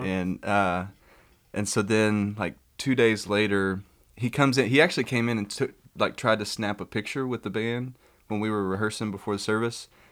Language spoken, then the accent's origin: English; Kermit, Texas, United States; I grew up in Kermit